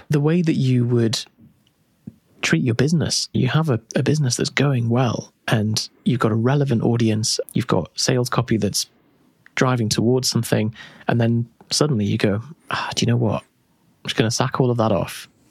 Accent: United Kingdom; we're too British

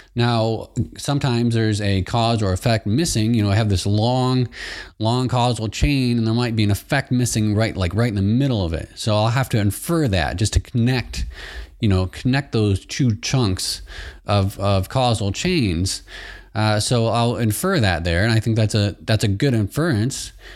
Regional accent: Michigan, United States; I'm from Michigan as well. So I grew up from next to Canada. Right across, uh, right across the river, Saint Clair River

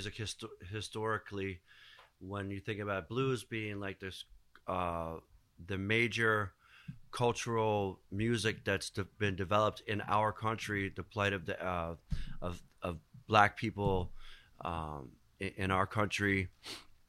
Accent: Philadelphia, Pennsylvania, United States; I grew up in Philadelphia, East Coast melting pot, right? I grew up in the center city.

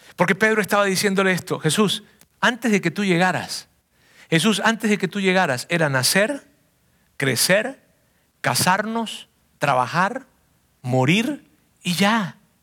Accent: southern Venezuela, Venezuela; moved away as an adult; salí de mi ciudad natal, una ciudad que queda al sur de Venezuela

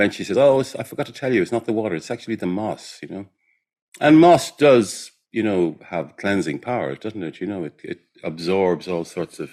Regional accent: Ireland; I'm Irish

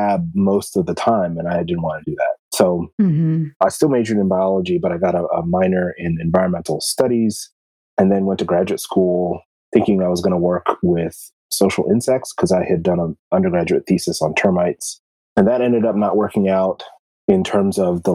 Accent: Columbia, Maryland, United States; I grew up in Columbia, Maryland, which is a planned community.

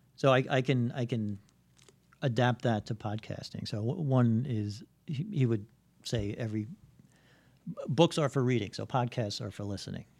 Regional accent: New York City, New York, United States; I grew up in Bayside

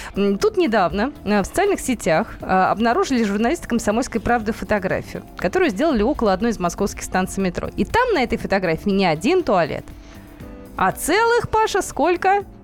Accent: Novosibirsk, Novosibirsk Oblast, Russia; now in Moscow, Russia; моим родным городом Новосибирском

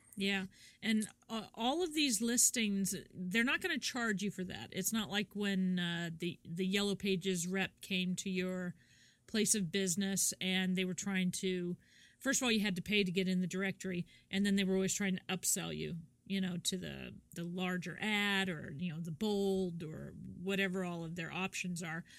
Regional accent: Kansas, United States; moved away; I'm from Kansas originally

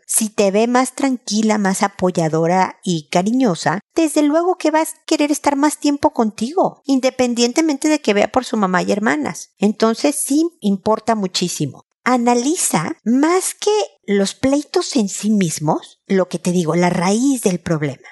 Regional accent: Mexico; now in Chile; soy mexicana desde hace muchísimos años

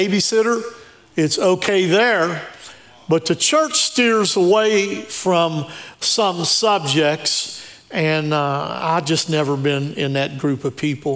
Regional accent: Shinnston, West Virginia, United States; I was raised on Tea Creek Road. It's right on the other side of Shinston by Big Elm Elementary

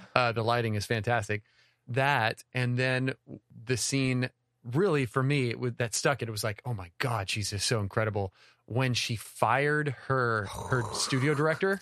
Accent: the South, United States; We're from the South.

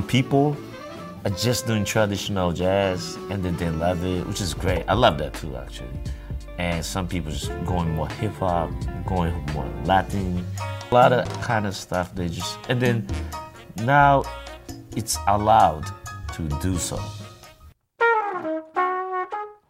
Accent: Japan; now in New York, United States; I'm from Japan, and I play the trumpet

